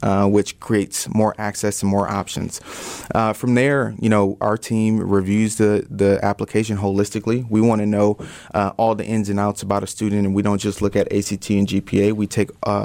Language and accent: English; Detroit, Michigan, United States; also born or lived in Stevens Point, Wisconsin; now in Milwaukee, United States; I'm originally from Detroit, Michigan